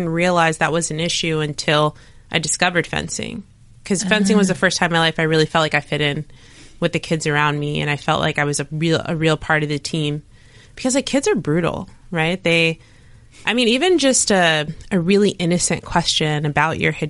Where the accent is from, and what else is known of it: Maplewood, United States; born or raised there; moved away